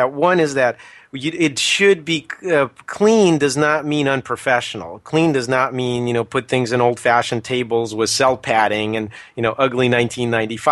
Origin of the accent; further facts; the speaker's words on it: United States; us Americans